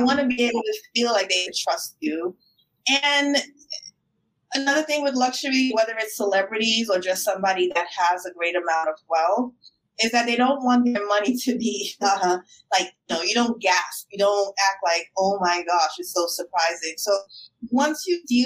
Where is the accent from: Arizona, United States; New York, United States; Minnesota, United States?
New York, United States; New York City; I'm a New Yorker through and through